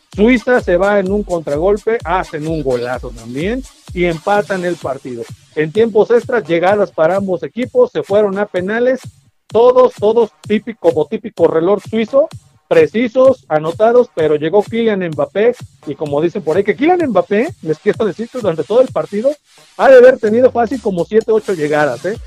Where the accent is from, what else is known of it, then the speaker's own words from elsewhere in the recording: Mexico; somos mexicanos